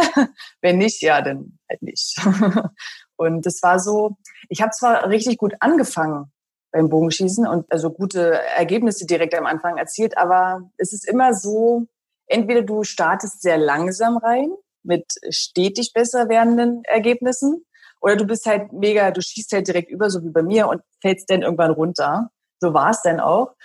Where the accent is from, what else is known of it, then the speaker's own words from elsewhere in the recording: Berlin, Germany; Und Berlin ist ja meine Heimat